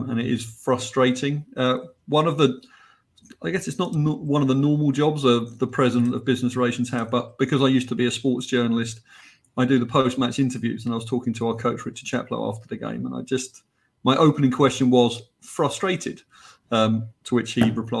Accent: England, United Kingdom; accent: English; now in United States; as you can tell from my accent and from my nickname, I'm English.

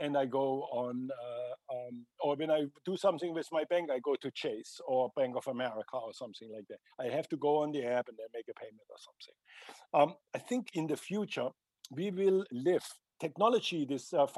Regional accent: Germany; I am from Germany

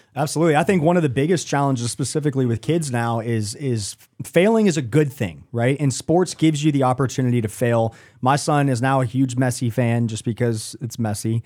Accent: Kansas, United States; now in Charlotte, United States; I grew up in Kansas

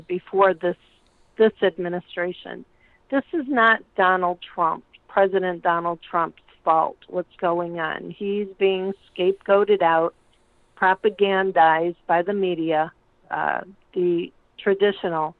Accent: United States; I'm an American

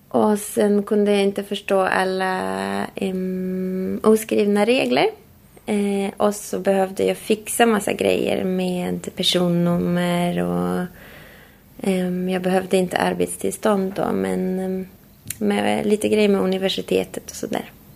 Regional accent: Poland; Swedish is a second language; moved away as an adult; now in Sweden; Jag kommer från Polen

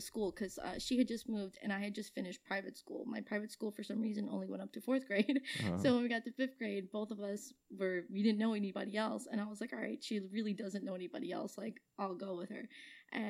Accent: Deer Park, New York, United States; I born and raised in Deer Park. I haven't moved from the same house that I still live in now

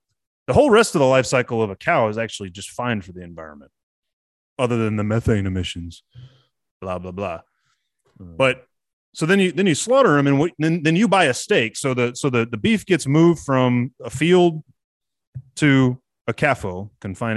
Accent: Texas, United States; I'm a Texan

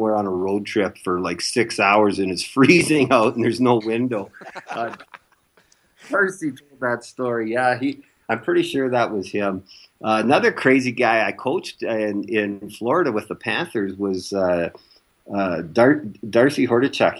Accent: Canada; growing up in Canada

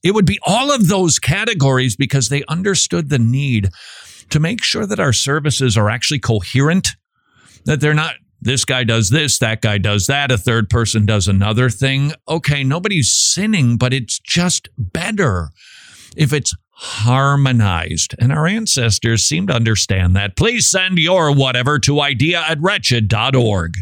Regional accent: Minnesota, United States; I'm from Minnesota

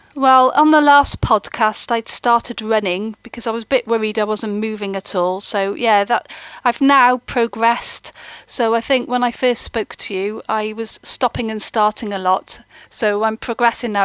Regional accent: Wales, United Kingdom; I'm a Welsh speaker, an avid Welsh lady

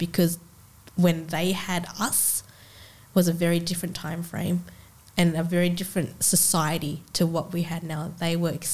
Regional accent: Australia; we are in Australia

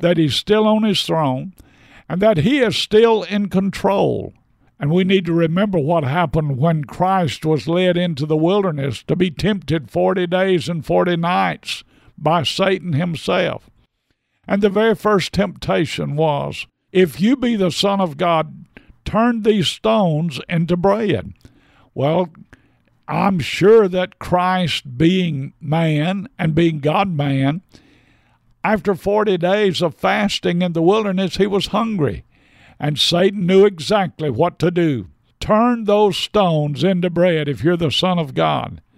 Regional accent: United States

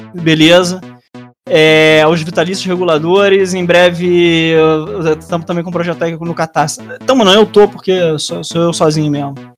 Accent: Rio de Janeiro, Brazil; also born or lived in Bananal, São Paulo; minha, minha família tinha fazenda lá, eu nasci lá, mas eu sou do Rio mesmo

